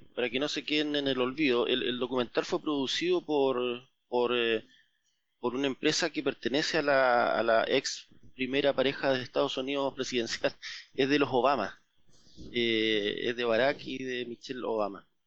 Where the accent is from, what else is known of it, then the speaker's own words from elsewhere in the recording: Magallanes and Chilean Antarctica, Chile; Yo soy magallánico, sí.